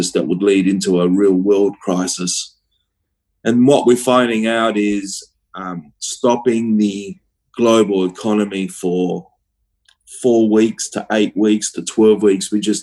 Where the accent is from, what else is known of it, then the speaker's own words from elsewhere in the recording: Australia; including Australia, including my hometown.